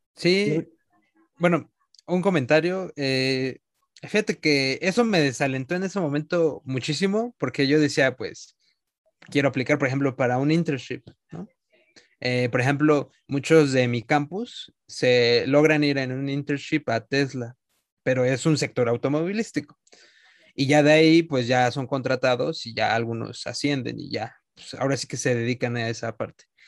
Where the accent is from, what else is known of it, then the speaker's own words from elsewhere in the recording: Mexico; nuestro país